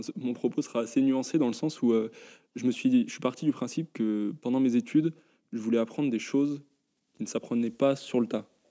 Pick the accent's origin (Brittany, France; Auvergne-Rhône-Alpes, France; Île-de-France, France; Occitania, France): Auvergne-Rhône-Alpes, France; Lyon; en tant que lyonnais